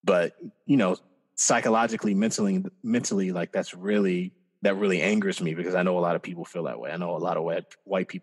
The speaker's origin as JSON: {"language": "English", "region": "Iowa", "country": "United States", "tie": "born or raised there", "said": "growing up in Iowa"}